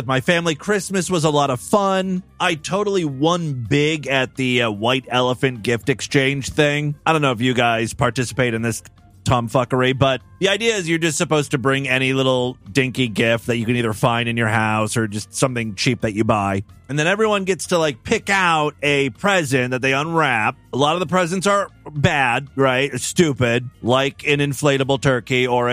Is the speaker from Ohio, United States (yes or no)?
yes; Ashtabula, Ohio, United States; moved away; Ashtabula is my hometown, right? It's where I grew up. It's a very like small rural town in Northeast Ohio.